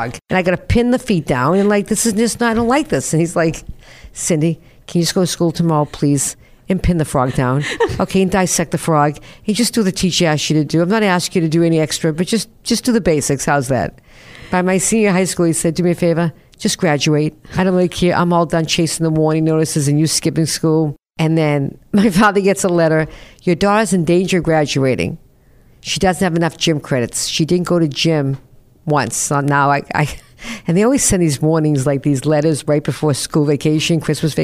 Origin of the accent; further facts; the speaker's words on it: North Shore of Boston, Massachusetts, United States; also born or lived in Newton, Massachusetts / Revere, Massachusetts / Peabody, Massachusetts; I grew up on the North Shore of Boston, 14 years old, blizzard of 78. We moved to Newton.